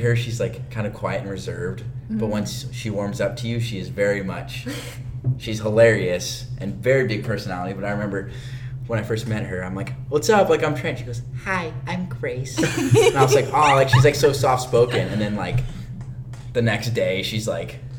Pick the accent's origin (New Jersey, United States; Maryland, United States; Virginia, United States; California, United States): California, United States; Which is where I'm from.